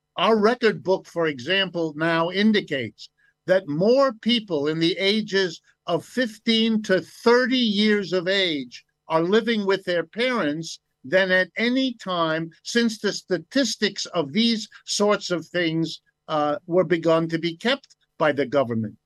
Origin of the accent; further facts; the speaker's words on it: United States; I was born in the United States. I've lived and worked here all my life.